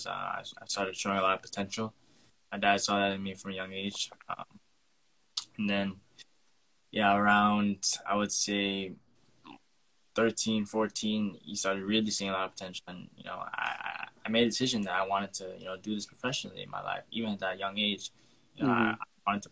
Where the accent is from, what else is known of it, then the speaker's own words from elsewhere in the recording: Port St. Lucie, Florida, United States; I grew up here. Both my parents are from Trinidad and Tobago. So I grew up in America